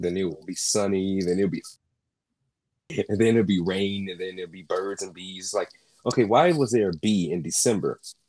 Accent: North Carolina, United States; I am from America, North Carolina specifically.

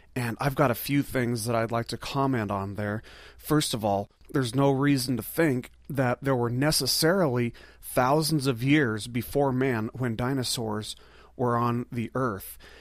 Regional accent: Las Vegas, Nevada, United States; I'm from Las Vegas. There's a desert right there.

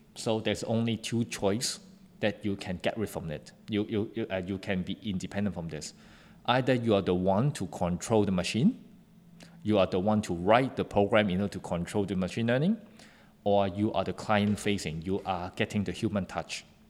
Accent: Hong Kong; I come from Hong Kong and then, uh, it's a very good international city

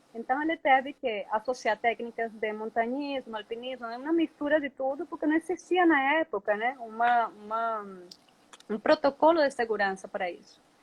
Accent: Venezuela; moved away as an adult; also born or lived in Colombia; now in Presidente Figueiredo, Brazil; Eu sou da Venezuela, tá? Sou uma menina de cidade, urbana.

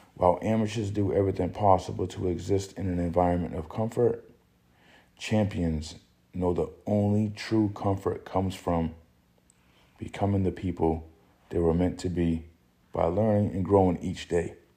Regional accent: New Bedford, Massachusetts, United States; also born or lived in Boston, Massachusetts; I'm originally from New Bedford, Massachusetts

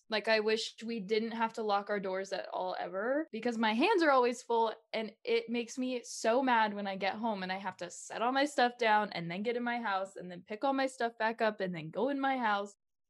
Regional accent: Caldwell, United States; Well, I grew up in Caldwell and we never locked anything growing up.

